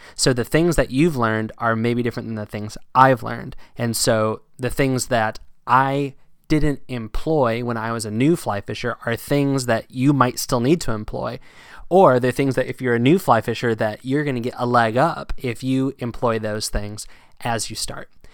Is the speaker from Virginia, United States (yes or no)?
yes; Northern Virginia, United States; moved away; also born or lived in Pennsylvania; Growing up in Northern Virginia